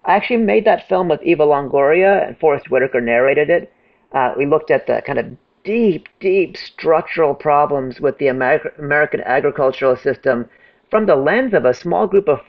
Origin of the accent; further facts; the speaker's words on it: India; I'm from India. We believe in reincarnation.